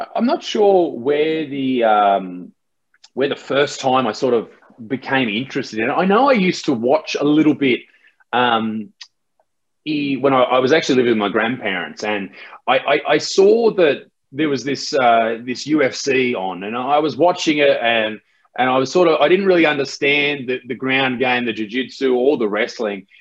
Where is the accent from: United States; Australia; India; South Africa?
Australia; in Australia, we have different, you know, different names